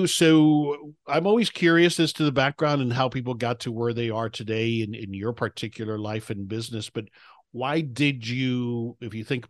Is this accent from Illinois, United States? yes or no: no; Miami, Florida, United States; moved away as an adult; I'm in South Florida. I grew up in Miami. I'm back in Florida now, so I grew up a Miami Dolphins fan.